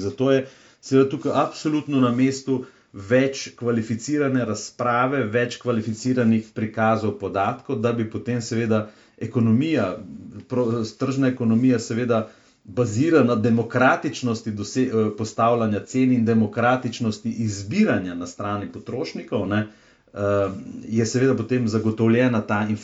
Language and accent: Slovenian; Slovenia